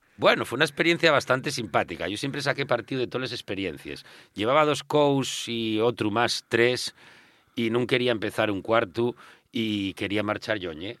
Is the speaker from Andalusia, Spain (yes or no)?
no; Mieres, Asturias, Spain; con 12 años en Mieres